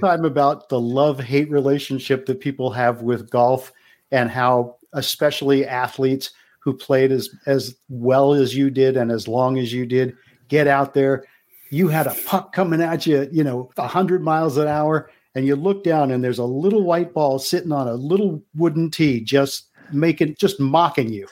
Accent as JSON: {"language": "English", "country": "United States", "tie": "born or raised there", "said": "I grew up in the Baltimore, Washington"}